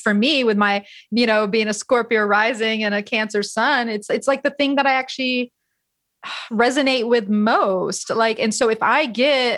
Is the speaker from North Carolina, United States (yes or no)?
no; Florida, United States; now in California, United States; as someone who grew up, born and raised in Florida, I know it is a special place. But even here in California